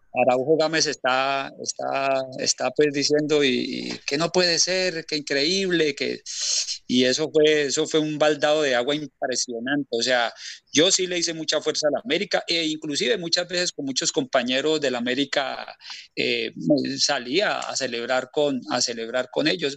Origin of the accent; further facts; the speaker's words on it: Cali, Valle del Cauca, Colombia; en mi casa la mayoría somos caleños